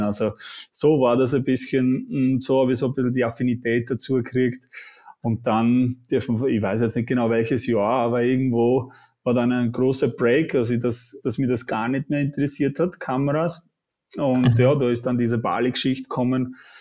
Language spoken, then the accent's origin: German; Switzerland; accent: Swiss; moved away as an adult; now in Austria; komme aus der Schweiz, bin nicht gebürtiger Österreicher. Man hört vielleicht auch ein bisschen am Akzent, ich versuche zu unterdrücken